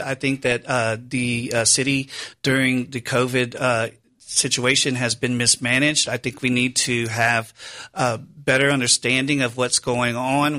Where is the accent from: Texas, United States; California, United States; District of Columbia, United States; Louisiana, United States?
Louisiana, United States; Baton Rouge; moved away as an adult; now in New Orleans, United States; I'm from Baton Rouge originally. I moved here after the flood in Baton Rouge